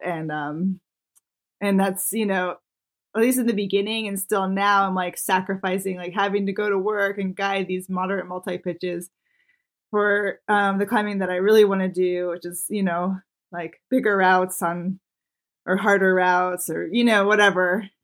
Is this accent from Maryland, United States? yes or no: yes; Maryland, United States; moved away as an adult; also born or lived in Yosemite; I grew up in Maryland